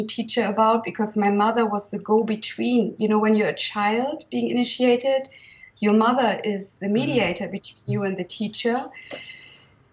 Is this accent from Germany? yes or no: yes; Germany; now in Provence, France; I was born in 1966 in Germany